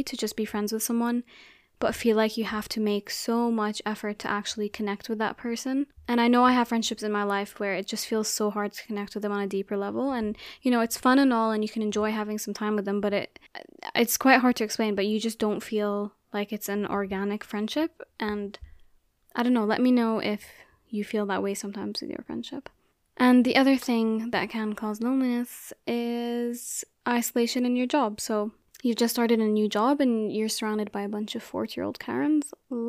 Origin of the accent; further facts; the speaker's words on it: Abu Dhabi, United Arab Emirates; So I grew up in Abu Dhabi and I went to an international school.